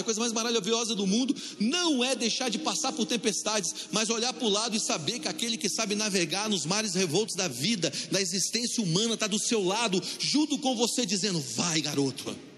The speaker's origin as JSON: {"language": "Portuguese", "town": "Brasília", "region": "Federal District", "country": "Brazil", "tie": "born or raised there", "said": "eu cresci lá na Asa Norte, aqui em Brasília."}